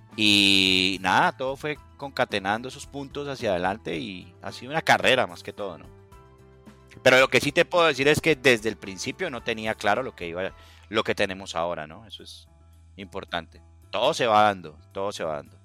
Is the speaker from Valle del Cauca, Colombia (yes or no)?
yes; Cali, Valle del Cauca, Colombia; now in United States; soy de Cali, Colombia, vivo en Estados Unidos en este momento